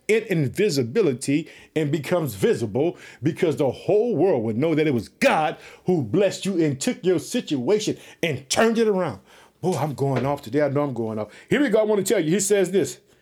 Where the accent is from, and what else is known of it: Chicago, Illinois, United States